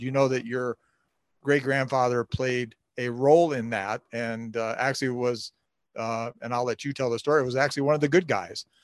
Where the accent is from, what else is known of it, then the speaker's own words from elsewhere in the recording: Canton, Ohio, United States; growing up in Canton, uh, as I did